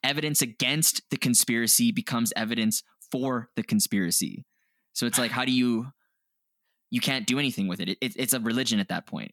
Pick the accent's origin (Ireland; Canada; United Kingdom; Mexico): Canada; we're Canadian